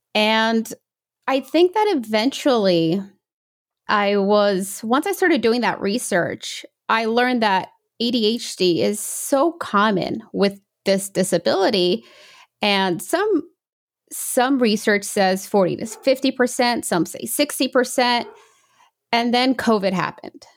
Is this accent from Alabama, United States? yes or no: no; New York, United States; also born or lived in England / Brazil (parents); I was born in England, and then when I was about one and a half, two, we moved to New York.